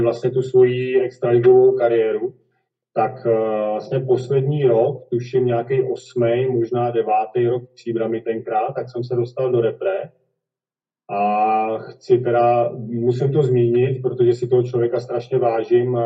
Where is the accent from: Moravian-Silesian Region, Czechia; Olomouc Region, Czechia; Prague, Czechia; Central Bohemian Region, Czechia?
Central Bohemian Region, Czechia; Kladno; narodil jsem se na Kladně, kde jsem taky s tím volejbalem začínal